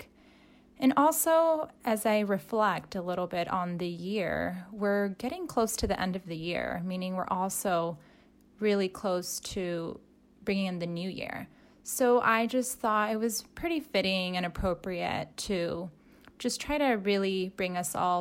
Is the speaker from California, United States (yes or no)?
yes; Southern California, United States; now in Salem, United States; I'm from Southern California. So I am now in Salem, Oregon